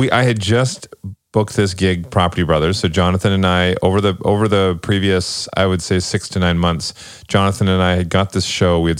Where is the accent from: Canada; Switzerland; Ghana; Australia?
Canada; Toronto, Ontario; I'm from Toronto.